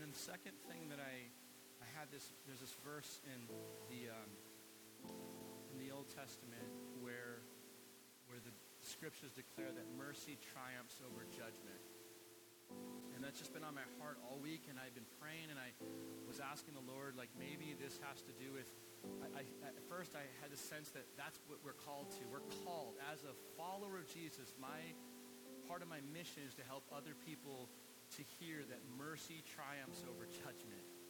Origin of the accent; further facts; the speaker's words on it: United States; living as an American